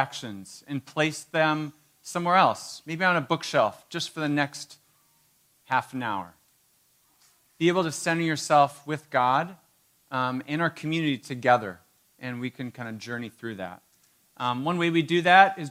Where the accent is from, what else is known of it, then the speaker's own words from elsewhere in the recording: Marquette, Michigan, United States; I grew up in Marquette.